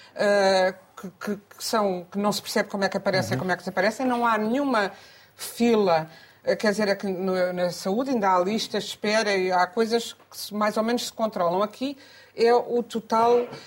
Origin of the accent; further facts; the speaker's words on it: Coimbra, Centro, Portugal; um jornal da minha terra, o Diário de Coimbra